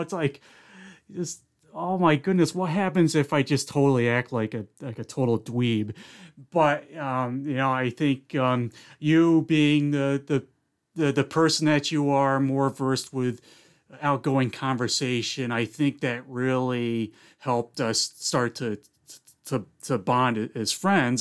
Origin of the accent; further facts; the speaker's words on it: Philmont, New York, United States; also born or lived in Indian Lake, New York; I moved from Indian Lake, we moved down to Philmont, New York, which was where my mom's side of the family was